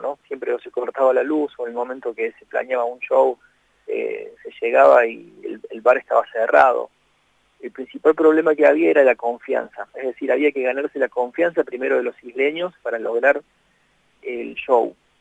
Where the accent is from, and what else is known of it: Argentina